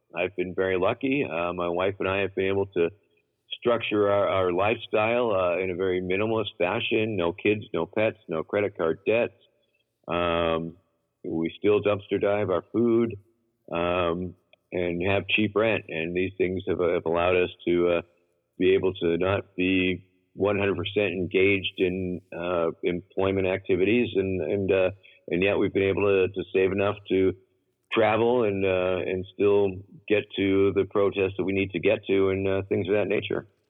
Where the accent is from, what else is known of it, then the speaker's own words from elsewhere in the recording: Massachusetts, United States; moved away; also born or lived in Baltimore, Maryland; my home state of Massachusetts